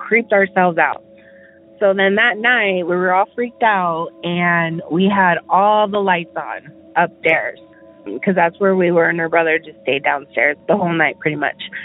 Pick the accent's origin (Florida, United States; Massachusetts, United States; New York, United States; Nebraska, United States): Nebraska, United States; Omaha; I am from Omaha, Nebraska.